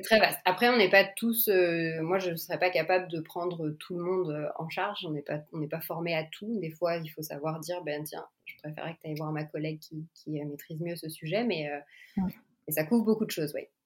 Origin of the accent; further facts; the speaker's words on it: France; moved away as an adult; also born or lived in New York, United States; now in Montreal, Canada; je suis française, je suis euh, orthophoniste donc. Euh, j'ai une petite fille de deux ans et nous on habite à Montréal